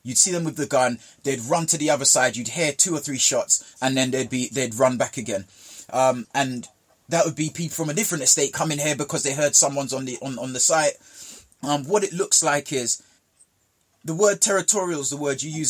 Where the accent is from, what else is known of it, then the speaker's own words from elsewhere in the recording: Jamaica; where I grew up in Jamaica